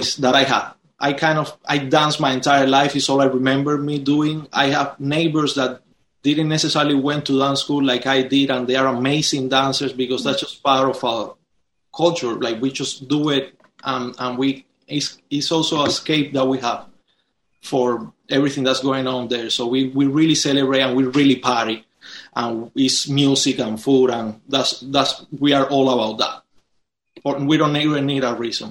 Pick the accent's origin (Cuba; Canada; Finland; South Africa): Cuba; now in United States; my country and me growing up there